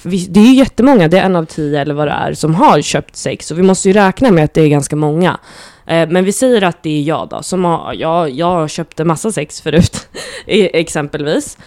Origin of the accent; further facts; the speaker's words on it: Nacka, Stockholm County, Sweden; also born or lived in Gröndal, Stockholm; jag är uppväxt i Fisksätra